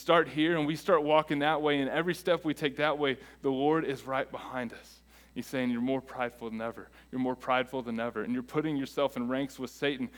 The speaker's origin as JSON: {"language": "English", "country": "United States", "said": "we are American"}